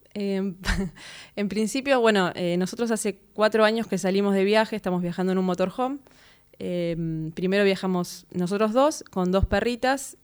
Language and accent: Spanish; Mar del Plata, Buenos Aires Province, Argentina; moved away as an adult; yo soy de Mar del Plata, me fui a estudiar a La Plata el profesorado de piano